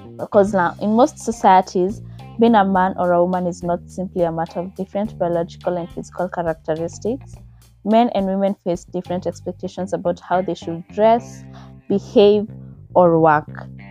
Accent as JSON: {"language": "English", "country": "Kenya", "said": "I'm from Kenya"}